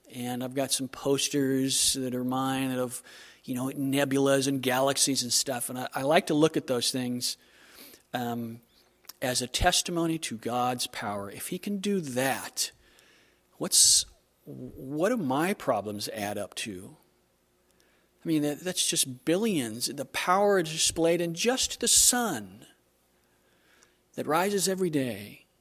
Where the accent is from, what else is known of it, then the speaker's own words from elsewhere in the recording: Southern California, United States; moved away; I'm from Southern California